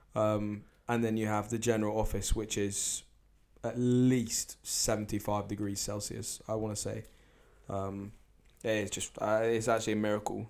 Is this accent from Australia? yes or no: no; Jersey; I'm a Jersey philosopher